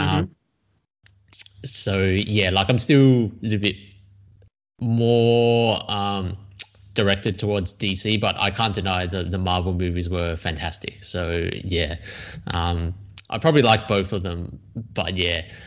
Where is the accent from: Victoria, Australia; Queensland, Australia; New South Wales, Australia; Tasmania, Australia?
New South Wales, Australia; Sydney; also born or lived in China; now in Melbourne, Australia; I came to Australia when I was very young. Um, I was born in China, um, but I was raised here, got educated here